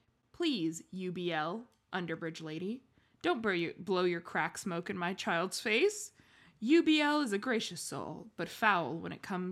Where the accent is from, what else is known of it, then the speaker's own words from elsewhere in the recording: Oakland, California, United States; This is one from my hometown, uh-huh. Sort of Oakland. This is near Lake Merritt on Grand Avenue, which is like a major drag.